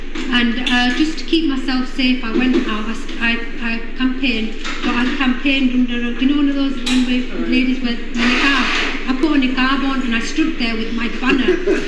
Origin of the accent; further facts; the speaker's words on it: Bradford, Yorkshire and the Humber, United Kingdom; I was born and raised in Bradford. My father migrated here in 1960, so I was born on Leeds Road.